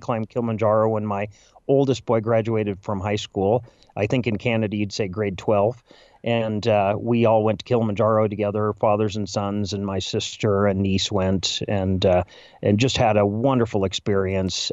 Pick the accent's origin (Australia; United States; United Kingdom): United States; Chicago, Illinois; as a Chicagoan